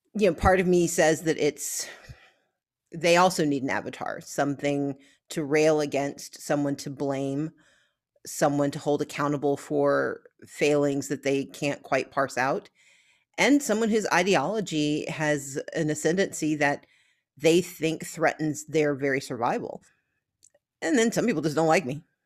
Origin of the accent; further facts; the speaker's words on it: Gulfport, Mississippi, United States; where I grew up in Gulfport, Mississippi